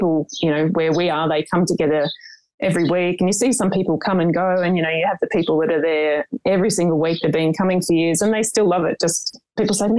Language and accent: English; Melbourne, Victoria, Australia; now in Portland, Australia; I'm originally from Melbourne